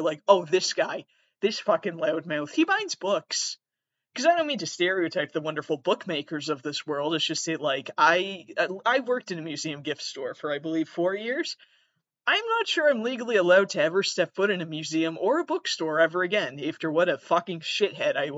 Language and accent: English; Massachusetts, United States; I'm from Massachusetts.